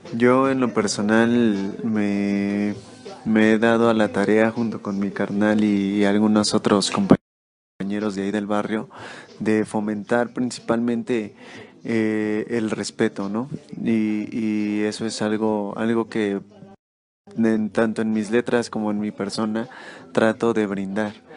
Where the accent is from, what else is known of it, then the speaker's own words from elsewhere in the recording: Mexico City, Mexico; yo soy de acá, de la Ciudad de México